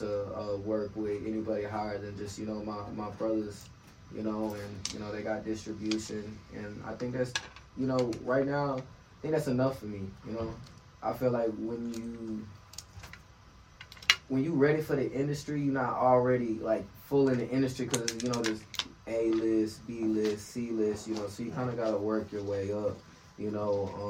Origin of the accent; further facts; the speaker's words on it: Tampa, Florida, United States; born there; You know, I was born in Tampa, Florida, so, you know.